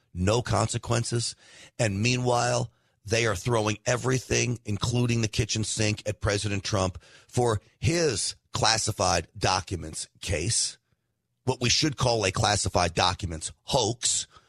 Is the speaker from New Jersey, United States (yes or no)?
no; New York, United States; now in Texas, United States; I'm from New York, but that's where I grew up